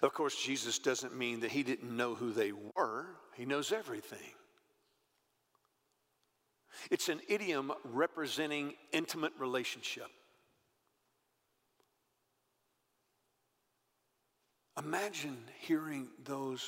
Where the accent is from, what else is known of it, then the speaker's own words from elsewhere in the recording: Texas, United States; I grew up in Texas